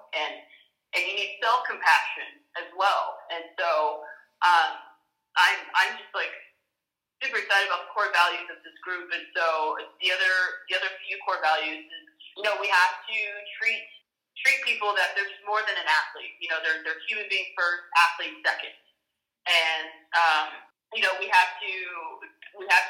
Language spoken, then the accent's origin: English; United States; an African American here in the U.S.